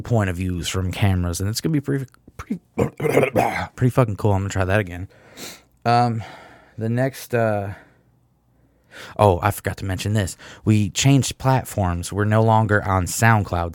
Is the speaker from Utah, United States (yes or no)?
no; Michigan, United States; I'm from Michigan